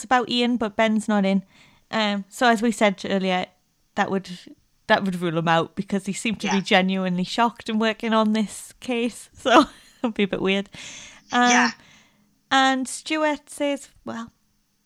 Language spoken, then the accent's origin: English; Newcastle upon Tyne, North East England, United Kingdom; accent: Geordie; I'm not as Geordie as I can be when I'm really passionate